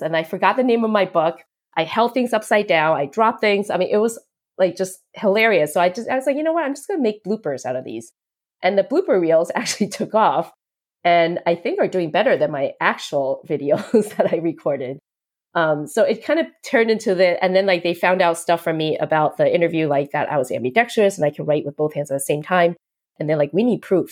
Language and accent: English; United States; also born or lived in Taiwan; I was born in Taiwan, so unlike Lexa, I am a hundred percent Taiwanese. Um, but we moved here when I was seven, so I've always grown up feeling like I was American 'cause I was really brought up here